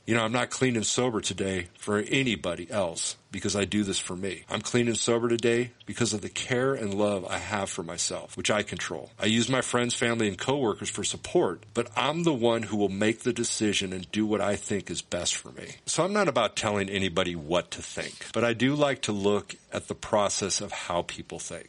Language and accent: English; United States; I'm an American